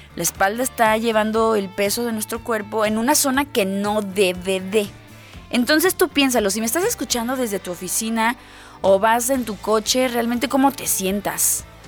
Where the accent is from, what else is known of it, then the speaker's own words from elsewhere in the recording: Mexico; a los mexicanos, miren, a la tierra que vayamos nos adaptamos